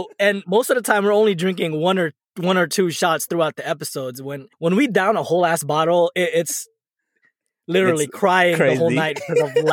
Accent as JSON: {"language": "English", "town": "National City", "region": "California", "country": "United States", "tie": "born or raised there", "said": "We grew up together on National City"}